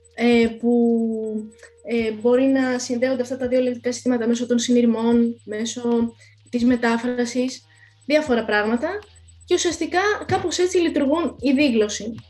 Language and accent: Greek; Greece; είμαι Ελληνίδα